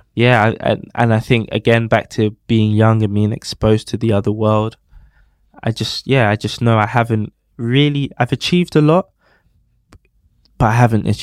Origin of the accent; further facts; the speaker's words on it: London, United Kingdom; I grew up on Elmington Estate, Southampton Way, so literally merged between Campbell and Peckham